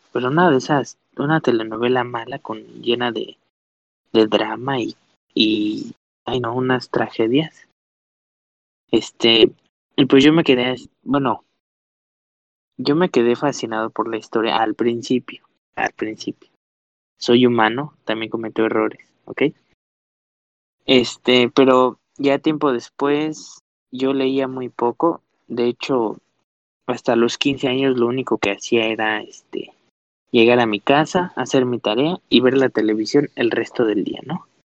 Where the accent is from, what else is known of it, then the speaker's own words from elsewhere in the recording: Mexico City, Mexico; soy de la Ciudad de México